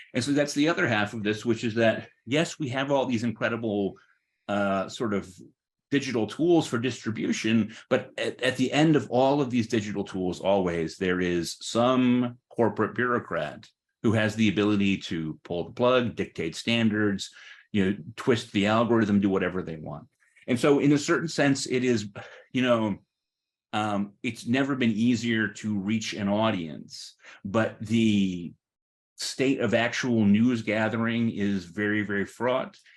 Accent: Connecticut, United States; growing up in Connecticut in the 1980s and 1990s

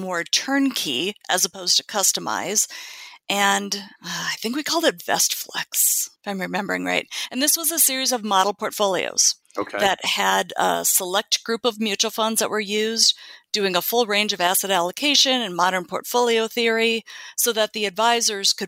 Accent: Minneapolis, Minnesota, United States; moved away as an adult; also born or lived in Dallas, Texas; now in California, United States; growing up in Minneapolis

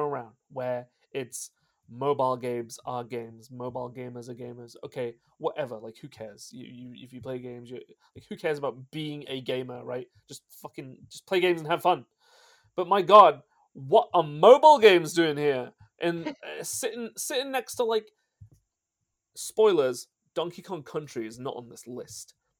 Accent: United Kingdom; as a British person

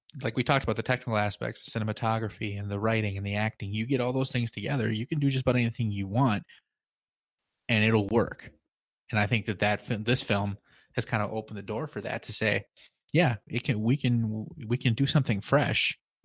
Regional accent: Midwest, United States; We're both from the Midwest.

